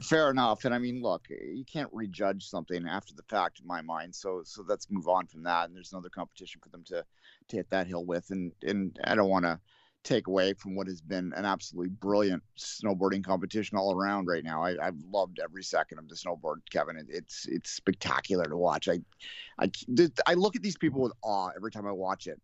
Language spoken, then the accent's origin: English; Canada; as a Canadian